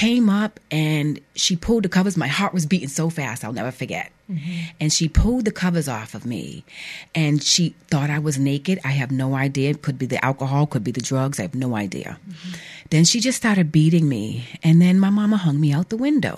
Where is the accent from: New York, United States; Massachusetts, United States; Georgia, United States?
Massachusetts, United States; New Bedford; I grew up in New Bedford, Massachusetts